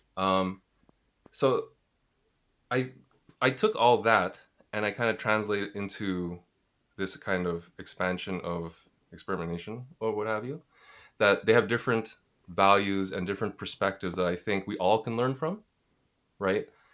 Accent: Montreal, Quebec, Canada; moved away as an adult; now in Toronto, Canada; I'm from Montreal, so sadly my French should be better.

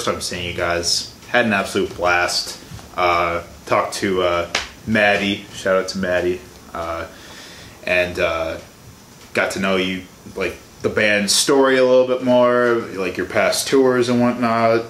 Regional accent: Chicago, Illinois, United States; moved away as an adult; now in Milwaukee, United States; I'm from the Chicago area

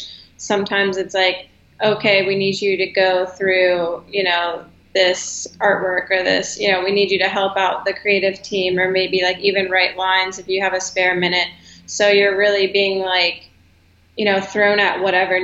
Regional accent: Charlottesville, Virginia, United States; moved away as an adult; also born or lived in Harrisonburg, Virginia / Richmond, Virginia; now in Los Angeles, United States; I'm originally from Charlottesville, Virginia

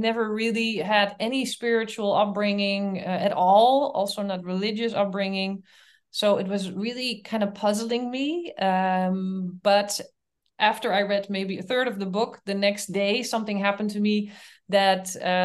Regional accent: Netherlands; moved away as an adult; also born or lived in Canada; now in Berlin, Germany; I'm from the Netherlands, and I moved to Canada.

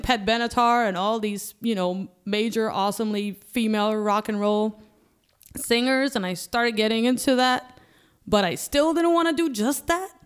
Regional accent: Malta; moved away; Yeah, I'm from Malta, so it's in Europe

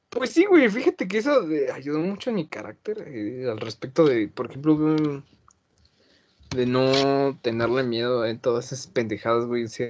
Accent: Mexico City, Mexico; yo nací en Álvaro Obregón, güey. Me registraron en Coyoacán pero eh, yo, me, yo me considero de Benito Juárez

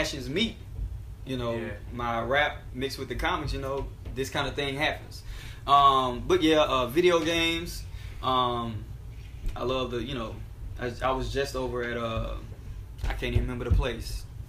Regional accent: Alabama, United States; A lot of times people don't even believe I'm from Alabama because they think that, you know, being Southern is monolithic

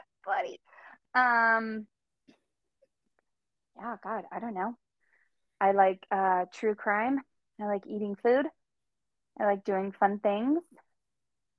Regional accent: California, United States; moved away as an adult; now in Utah, United States; Born and raised in California

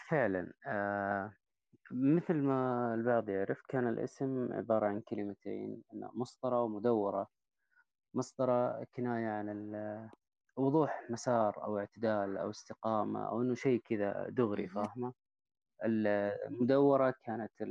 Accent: Taif, Makkah Province, Saudi Arabia; برضو من الطائف نفس الفكرة عمري 39

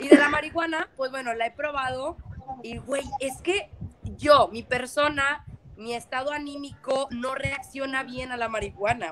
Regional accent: Mexico

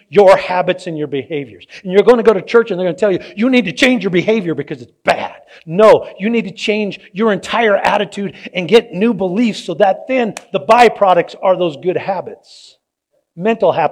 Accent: San Diego, California, United States; I grew up in San Diego

